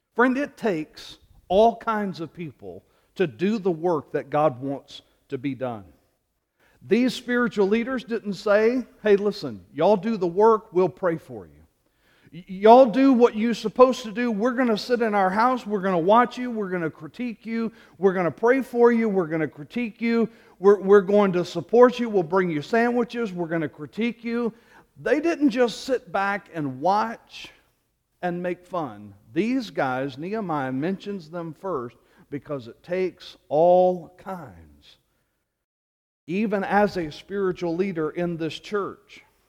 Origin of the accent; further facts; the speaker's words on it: Louisiana, United States; moved away; Growing up in Louisiana and being a graduate of L S U